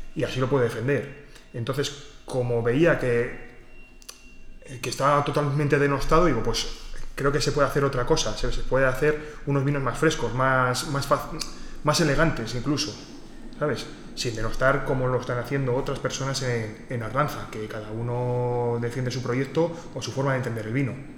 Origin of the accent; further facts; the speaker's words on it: Santo Domingo de Silos, Castile and León, Spain; yo soy de Santo Domingo de Silos